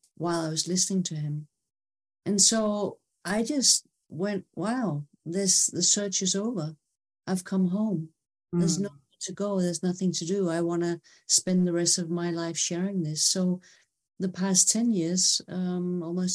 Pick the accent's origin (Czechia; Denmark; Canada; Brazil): Denmark; I'm from Denmark